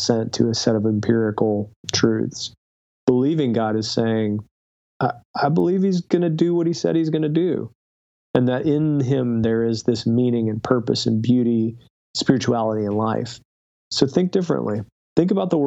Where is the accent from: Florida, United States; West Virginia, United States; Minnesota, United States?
West Virginia, United States; Southern; I grew up in Southern West Virginia.